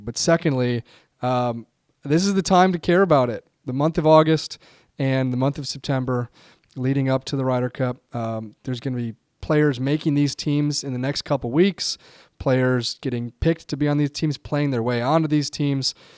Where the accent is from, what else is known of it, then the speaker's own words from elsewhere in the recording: United States; I'm an American